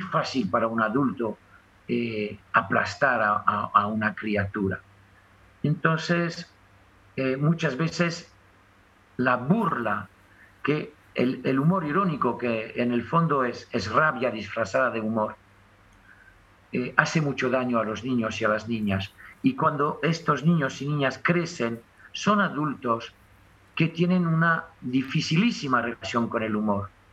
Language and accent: Spanish; France; accent: French; mi acento francés